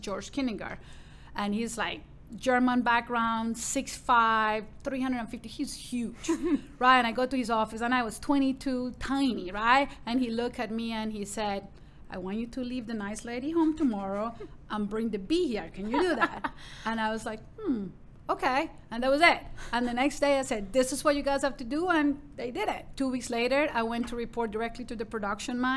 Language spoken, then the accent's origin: English; Medellin, Antioquia, Colombia; English is a second language; moved away as an adult; also born or lived in Vancouver, Canada / Victoria, Canada; now in Dallas, United States; growing up in Colombia, and especially in Medellin, in the 80s